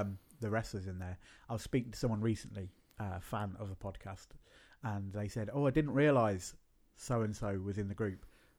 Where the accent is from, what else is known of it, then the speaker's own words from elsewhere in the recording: Birmingham, West Midlands, United Kingdom; moved away; Yeah, I mean, like, I come from Birmingham originally.